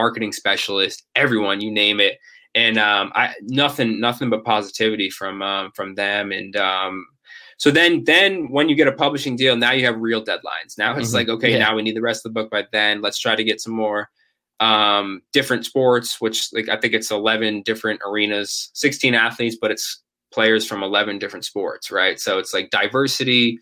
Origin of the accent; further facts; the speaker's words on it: Ashland, Massachusetts, United States; my hometown, Ashland High School